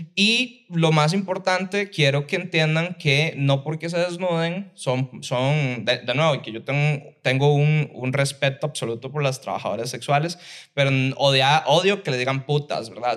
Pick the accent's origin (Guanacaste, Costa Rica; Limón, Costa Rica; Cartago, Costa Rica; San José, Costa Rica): Guanacaste, Costa Rica; Liberia; yo soy de Liberia, de Guanacaste